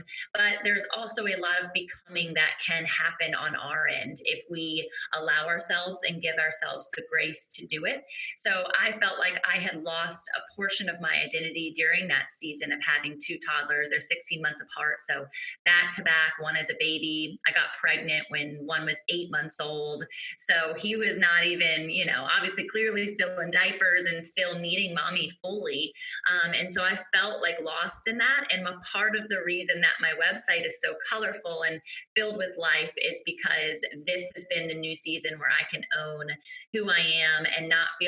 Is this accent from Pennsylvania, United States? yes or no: no; Virginia Beach, Virginia, United States; I'm tuning in from Virginia Beach, Virginia, born and raised beach babe